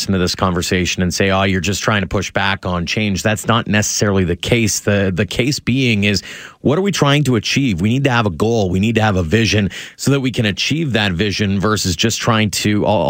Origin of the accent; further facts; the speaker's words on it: near Little Bow Provincial Park, Alberta, Canada; now in Calgary, Canada; Little Bow Provincial Park is one that is really close to my hometown.